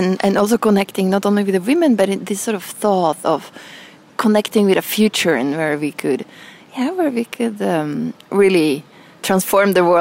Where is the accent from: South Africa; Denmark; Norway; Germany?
Norway; moved away as an adult; also born or lived in Milan; growing up in Norway.